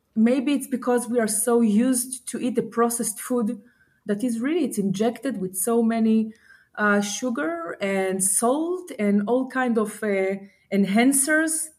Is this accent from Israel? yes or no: yes; Israel; I'm from Israel. I'm located in Israel, born and raised